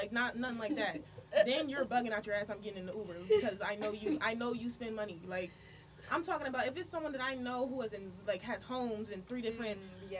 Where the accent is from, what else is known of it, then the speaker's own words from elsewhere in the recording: West Orange, New Jersey, United States; I grew up in West Orange.